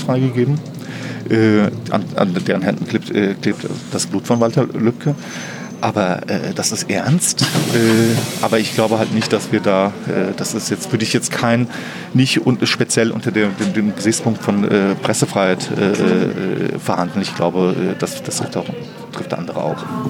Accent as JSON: {"language": "German", "town": "Flörsheim am Main", "region": "Hesse", "country": "Germany", "tie": "born or raised there", "moved": "as an adult", "lives_now": "Berlin, Germany", "said": "in meiner Heimatstadt"}